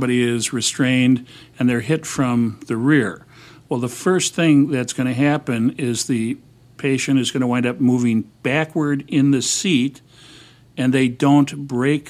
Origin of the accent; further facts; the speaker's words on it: Wisconsin, United States; now in Chicago, United States; I'm originally from Wisconsin